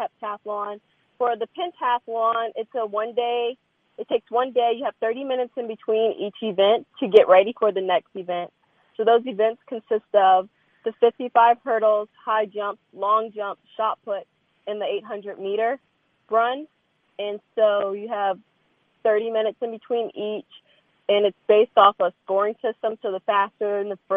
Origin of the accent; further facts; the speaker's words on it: Lynchburg, Virginia, United States; moved away as an adult; So I was raised in Lynchburg, Virginia. I stayed there all the way through until graduating college, stayed there for a few years after, and then finally moved out.